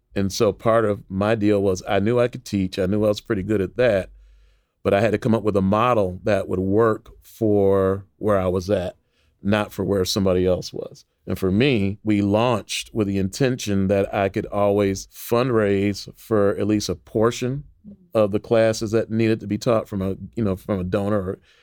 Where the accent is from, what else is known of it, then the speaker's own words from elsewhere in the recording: Waukegan, Illinois, United States; I grew up in Waukegan, Illinois, which is a suburb north of Chicago